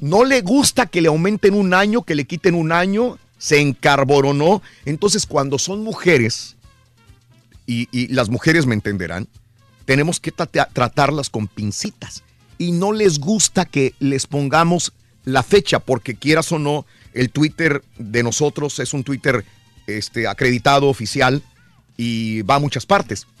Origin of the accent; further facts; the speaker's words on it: Mexico; moved away; México no era así cuando yo salí de México.